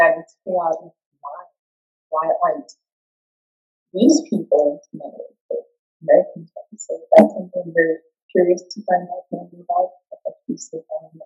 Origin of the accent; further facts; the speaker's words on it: Johannesburg, Gauteng, South Africa; moved away as an adult; now in Cape Town, South Africa; South African. I'm just from Joburg, so I recently moved to Cape Town